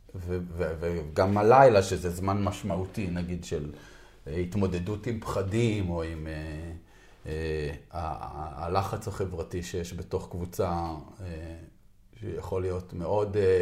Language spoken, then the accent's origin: Hebrew; Israel; אני נולדתי בקיבוץ